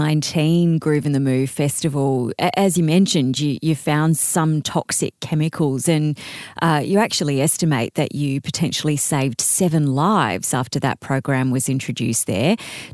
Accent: Canberra, Australian Capital Territory, Australia; moved away; my hometown of Canberra

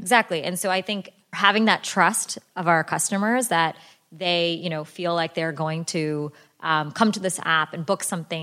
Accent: United States; I was born and raised here in America

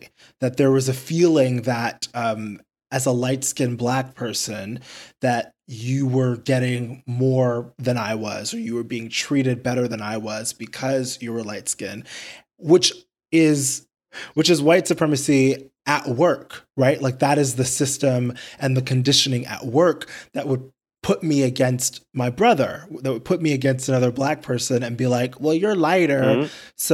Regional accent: New York City, New York, United States; I grew up in Queens

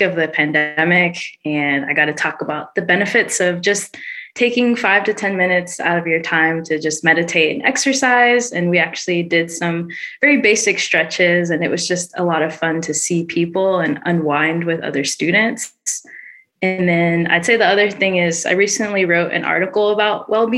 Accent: Dallas, Texas, United States; I'm originally from Dallas

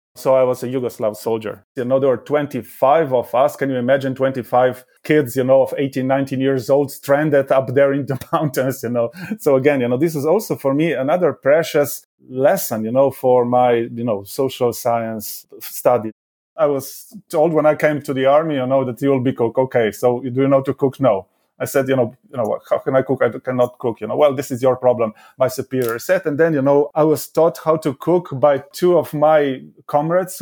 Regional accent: Nova Gorica, Slovenia; I was born in Nova Gorica, which was uh, a new town uh, after the Second World War

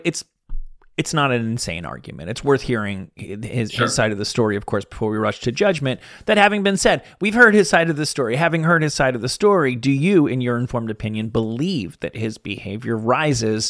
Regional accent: New Jersey, United States; I grew up in New Jersey

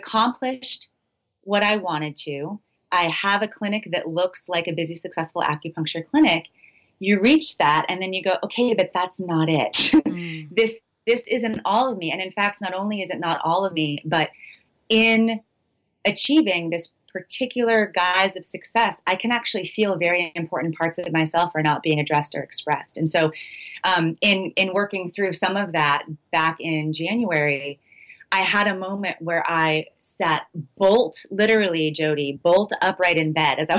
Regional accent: outside of Boston, Massachusetts, United States; moved away as an adult; also born or lived in Western Maine / California / Austin, Texas; now in Maine, United States; I grew up outside of Boston

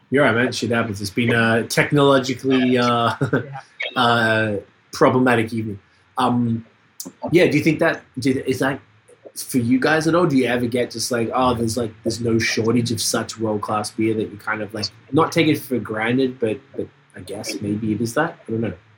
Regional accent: Canada; we're from Canada

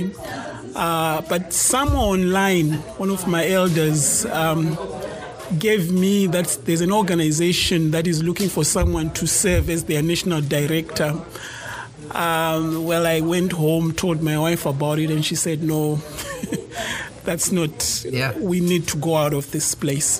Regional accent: Bulawayo, Zimbabwe; also born or lived in Harare, Zimbabwe; I grew up in a second largest city in Zimbabwe called Blawayo

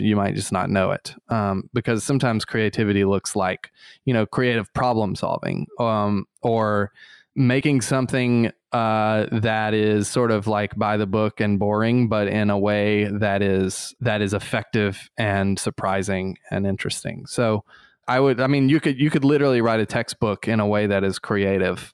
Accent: Eufaula, Alabama, United States; moved away; Eufaula, Alabama

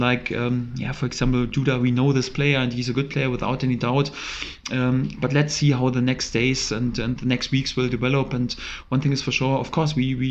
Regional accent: Germany; English is a second language; moved away as an adult; now in England; I'm originally from Germany.

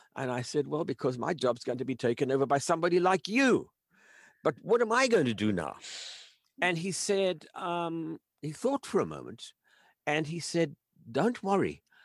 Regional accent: South Africa; I grew up in South Africa as an only child

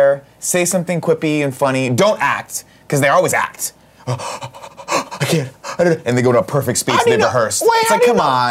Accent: Mexico; Up in, yeah, growing up in Mexico, I saw a bunch of foreign films. The Godfather, Jaws.

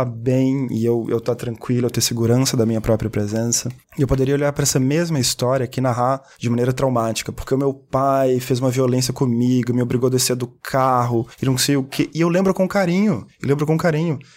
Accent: Belo Horizonte, Minas Gerais, Brazil; Horizonte, de onde eu sou

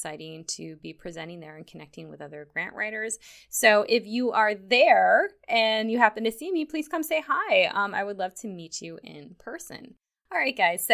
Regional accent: Upper Peninsula of Michigan, United States; now in Guam; I grew up in the Upper Peninsula of Michigan near Lake Superior

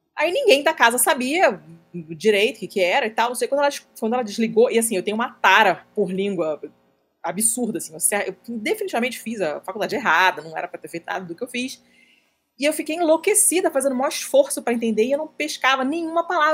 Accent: Rio de Janeiro, Brazil; moved away as an adult; eu sou carioca, fiquei no Rio até os 24 anos

